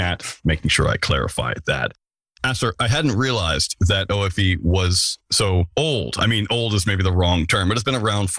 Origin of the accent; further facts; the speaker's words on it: United States; I'm American